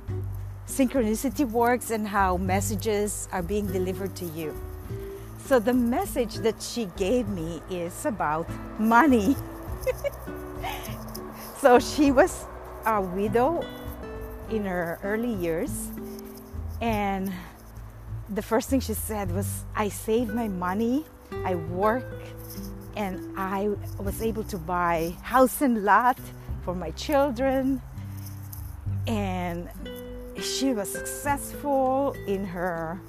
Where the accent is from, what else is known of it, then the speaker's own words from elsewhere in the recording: Manila, Metro Manila, Philippines; moved away; When I grew up in Manila